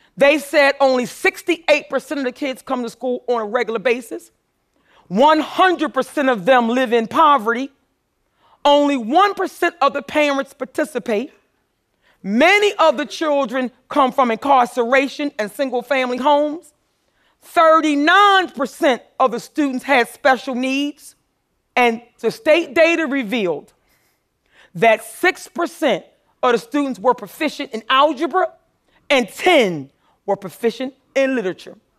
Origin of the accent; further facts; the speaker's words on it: Philadelphia, Pennsylvania, United States; I grew up poor in North Philadelphia